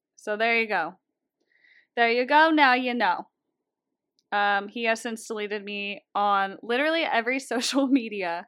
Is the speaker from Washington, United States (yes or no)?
yes; Seattle, Washington, United States; I'm also from Seattle.